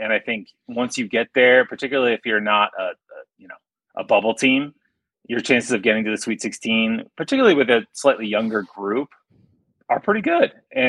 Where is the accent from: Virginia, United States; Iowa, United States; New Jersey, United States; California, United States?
Iowa, United States; like a Catholic school, grade school gym that like I grew up in playing in Iowa.